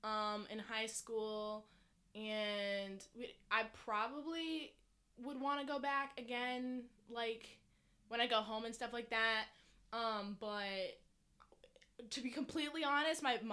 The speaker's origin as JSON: {"language": "English", "town": "Decatur", "region": "Georgia", "country": "United States", "tie": "born or raised there", "said": "I grew up in Decatur, which is right outside of Atlanta"}